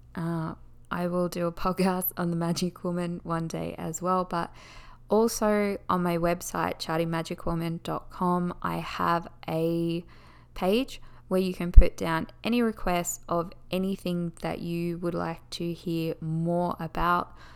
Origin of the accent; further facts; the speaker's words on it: Australia; accent: Australian; I am Australian